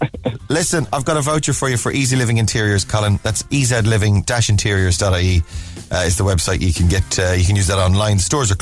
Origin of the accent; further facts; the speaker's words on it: Cork, Munster, Ireland; I'm not a doctor, but I am from Cork.